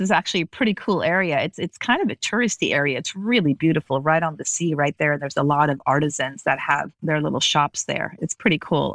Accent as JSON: {"language": "English", "town": "Las Vegas", "region": "Nevada", "country": "United States", "tie": "born or raised there", "also_born_or_lived": "Los Angeles / Beirut", "said": "I grew up in Las Vegas."}